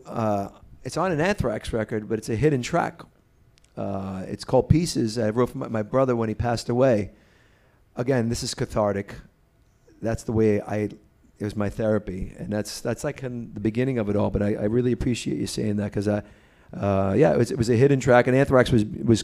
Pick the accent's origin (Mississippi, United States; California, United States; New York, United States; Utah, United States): New York, United States; New York City; I'm from the Bronx